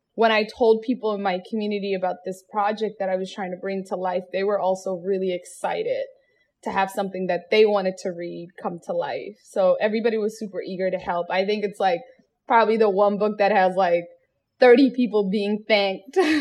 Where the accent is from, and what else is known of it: Seattle, Washington, United States; born or raised there